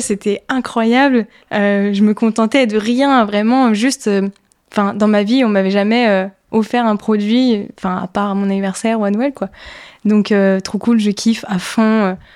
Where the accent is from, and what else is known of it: Ardennes, Grand Est, France; born or raised there; also born or lived in Toulon